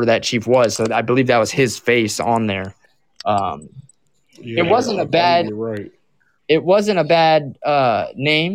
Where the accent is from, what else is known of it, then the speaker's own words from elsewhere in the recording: Southwest Florida, United States; moved away; I'm originally from Southwest Florida, where the Seminoles actually reside. Like, the Seminole culture is big in the area that I grew up